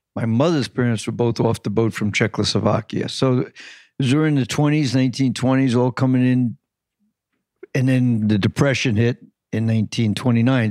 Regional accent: Long Island, New York City, United States; I grew up in New York City until I was six

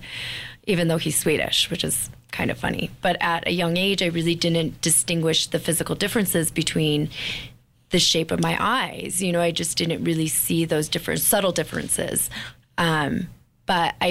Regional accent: Bemidji, Minnesota, United States; I actually grew up in Bemidji, which is 4 hours north of Minneapolis

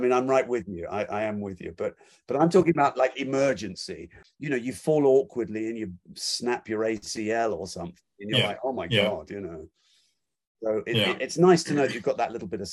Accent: United States; speaking as an American

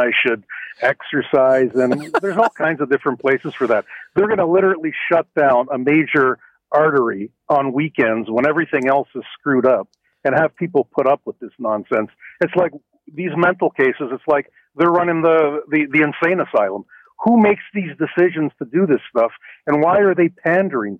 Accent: Toronto, Ontario, Canada; Born and raised in Toronto

